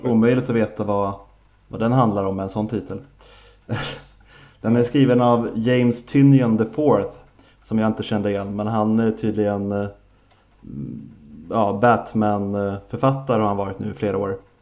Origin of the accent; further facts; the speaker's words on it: Sweden; vi svenskar